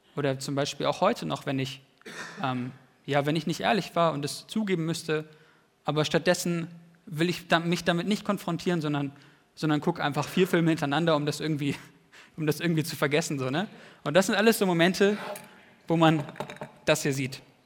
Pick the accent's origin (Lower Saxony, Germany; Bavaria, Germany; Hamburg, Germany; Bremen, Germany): Lower Saxony, Germany; Wienhausen; nach Wienhausen in meine alte Heimat